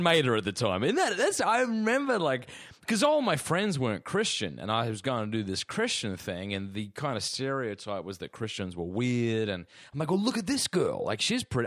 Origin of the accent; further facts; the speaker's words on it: Australia; now in Clayton, Georgia, United States; as an Australian